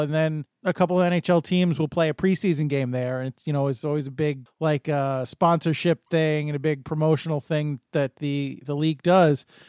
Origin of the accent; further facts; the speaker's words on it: United States; I'm an American